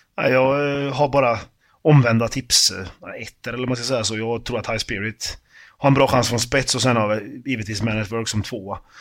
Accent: Karlstad, Värmland, Sweden; moved away; Jag är från, från Karlstad, jag är uppväxt där

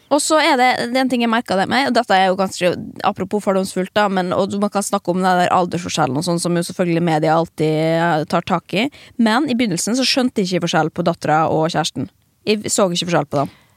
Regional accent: Molde, Møre og Romsdal, Norway; moved away as an adult; now in Oslo, Norway; vi har gått på samme videregående, men kjente ikke hverandre da vi gikk der og det var Molde videregående

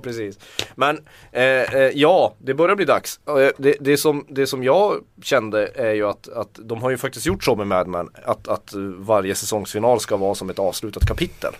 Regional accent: Tornedalen, Norrbotten County, Sweden; Jag kommer från Tornedalen.

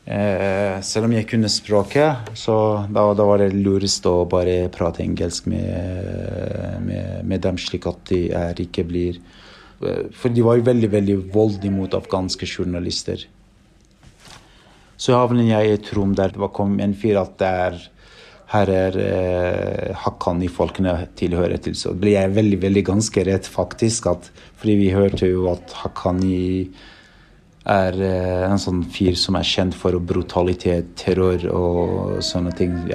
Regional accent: Norway; Og spurte han Hakani med hvor jeg er fra. Da sa jeg jeg er fra Norge.

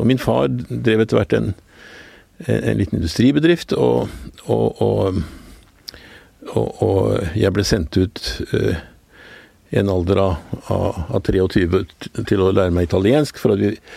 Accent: Oslo, Norway; jeg vokste opp på Skillebekk, nederst i Gabels gate

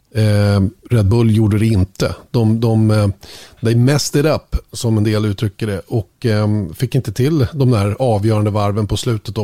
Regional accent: Sweden; som svensk

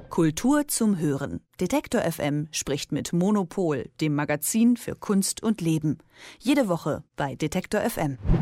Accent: Bochum, North Rhine-Westphalia, Germany; ich komme ja aus Bochum. Das heißt, als Kind des Ruhrgebiets

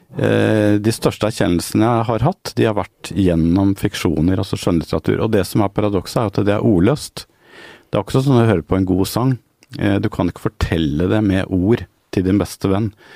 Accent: Norway; som nordmenn

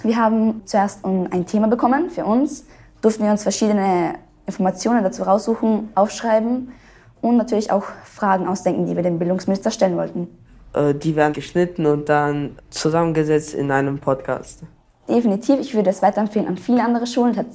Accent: Upper Austria, Austria; Ich bin 14 Jahre alt. Ich komme aus Oberösterreich.

